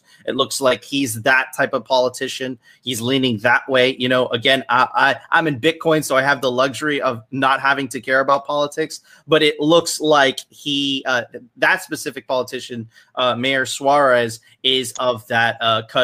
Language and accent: English; Miami, Florida, United States; my hometown